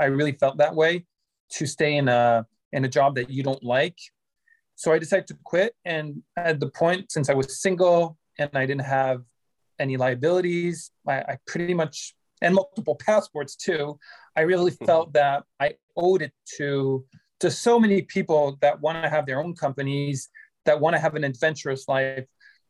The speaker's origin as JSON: {"language": "English", "country": "France", "also_born_or_lived": "Vancouver, Canada", "moved": "as an adult", "lives_now": "China", "said": "Originally, I'm from France, and then I left Canada. I left France in 2005 with just a suitcase for Canada, and I moved there."}